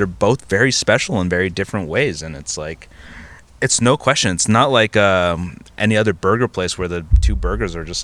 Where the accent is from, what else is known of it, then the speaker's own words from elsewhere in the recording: New Jersey, United States; I'm from Jersey.